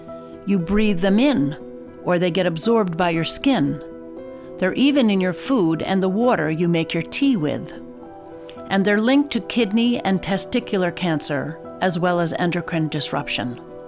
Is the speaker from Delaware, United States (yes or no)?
no; Georgia, United States; here in my home state of Georgia